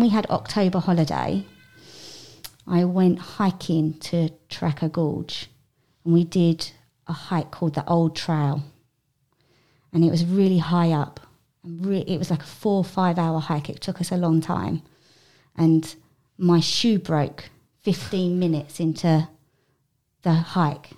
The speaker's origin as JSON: {"language": "English", "region": "South East England", "country": "United Kingdom", "moved": "yes", "said": "I am from England, and I live in a place called Kent in England."}